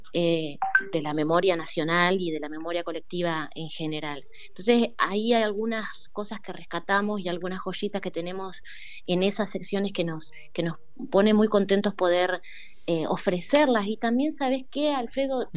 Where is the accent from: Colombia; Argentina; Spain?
Argentina; como pueblo argentino